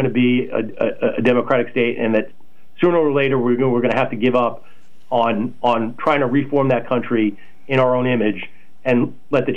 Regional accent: New York City, New York, United States; moved away as an adult; now in North Carolina, United States; a gaping micro war zone in my hometown

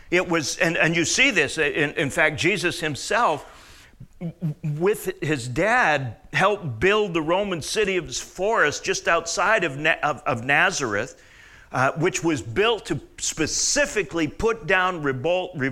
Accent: Canada; Well, like your July the 4th, like my July the 1st, because I'm Canadian.

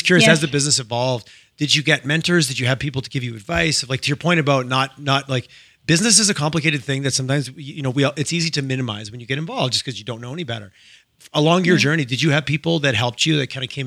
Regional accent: Montreal, Quebec, Canada; moved away as an adult; also born or lived in Toronto; now in Alberta, Canada; I grew up in Quebec. I grew up just in Montreal, where people were incredibly direct.

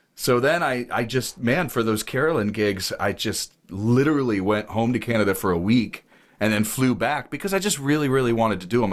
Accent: Ohio, United States; I grew up in Ohio

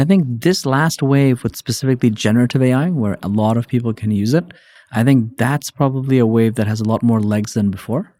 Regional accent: Hong Kong; moved away as an adult; also born or lived in New York, United States; born and raised in Hong Kong, spent a bunch of time there

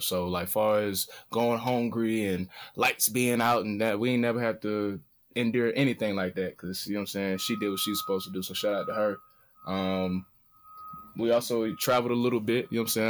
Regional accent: Atlanta, Georgia, United States; moved away; I'm from Atlanta. This is city of finesse.

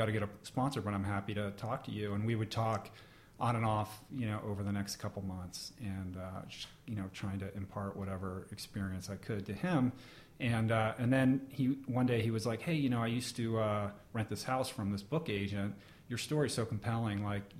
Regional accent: Washington, District of Columbia, United States; Washington, D.C.

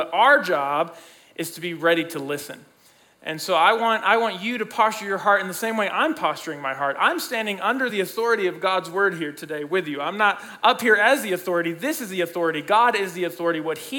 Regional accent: Mexico City, Mexico; I grew up as a missionary kid. I grew up in Mexico City, Mexico, so I'm bilingual and bicultural. My mom's Mexican, my dad's American.

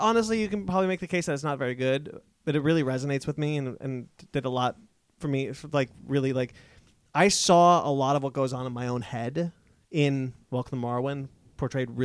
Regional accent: Monterey, California, United States; moved away; Monterey, my hometown

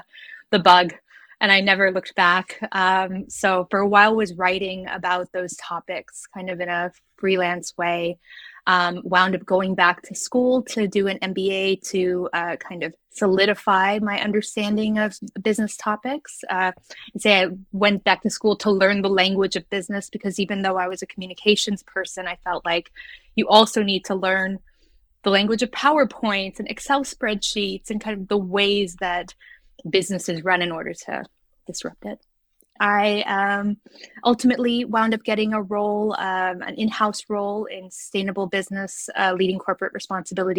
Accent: Guam; moved away; I grew up in Guam, which is a small island in the middle of the Pacific. It's a U.S. territory

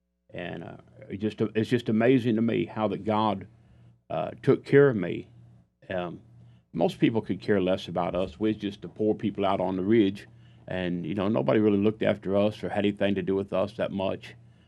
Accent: Missouri, United States; Of course, I was born and raised in Southeast Missouri. As I tell people, I was born in the wilderness. When I was a child growing up, our nearest neighbor was 2 miles away.

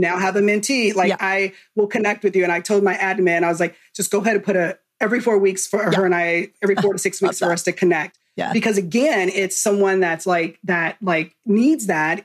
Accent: Southern California, United States; moved away as an adult; now in Texas, United States; born and raised in California, um, Southern Cal, on the opposite side of the track.

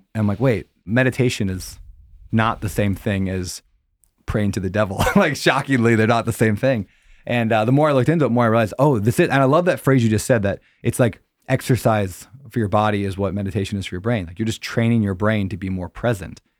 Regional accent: Upper Midwest, United States; I grew up in the Christian Bible Belt, I guess you could say, like, you know, the Upper Midwest

